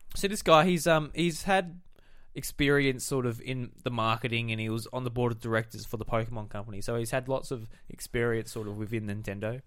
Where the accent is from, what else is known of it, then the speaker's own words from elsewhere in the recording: South Australia, Australia; we're from South Australia.